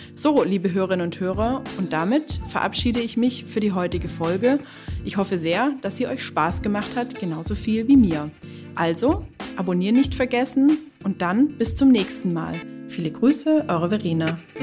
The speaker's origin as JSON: {"language": "German", "country": "Germany", "said": "bei uns in Deutschland"}